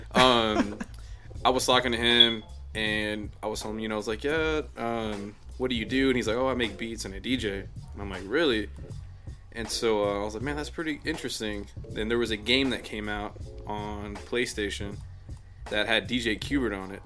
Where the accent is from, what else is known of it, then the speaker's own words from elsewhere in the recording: La Porte, Texas, United States; I'm from LaPorte, which is on like the south end of town right. of Houston